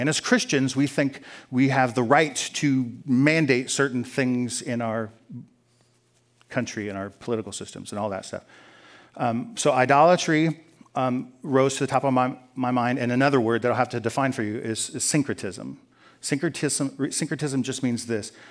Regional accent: United States; I'm an American

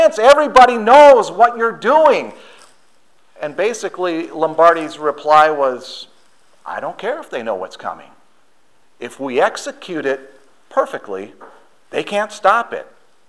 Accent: Wisconsin, United States; moved away; I'm from Wisconsin

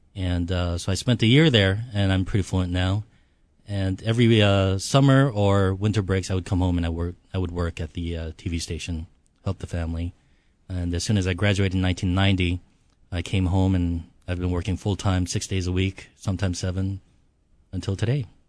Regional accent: Hawaii, United States; also born or lived in Seoul, South Korea; Came here when I was six years old. Uh, so I've been here thirty-two years

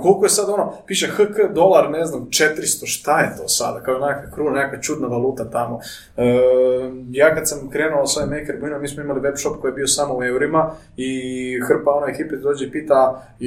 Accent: Croatia; rođeni smo ovdje u Hrvatskoj

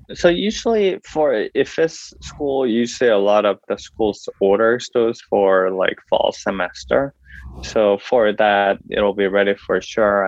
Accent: South Korea; now in San Diego, United States; I'm originally from Korea

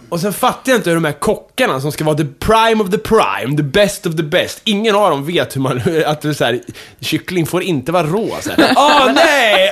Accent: Kumla, Örebro County, Sweden; moved away; mitt pojkrum i Kumla

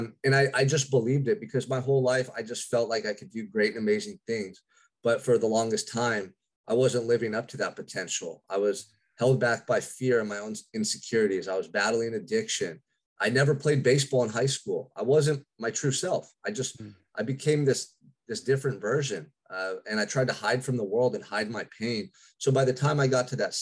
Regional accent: Santa Barbara, California, United States; I'm from Santa Barbara, California, which is a quiet little beach community about 2 hours north of Los Angeles

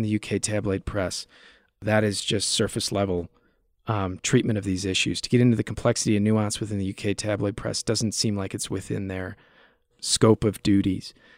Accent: United States; accent: American; moved away as an adult; also born or lived in United Kingdom; Living over there in the U K, and interviewing some of these U K journalists with my exotic American accent

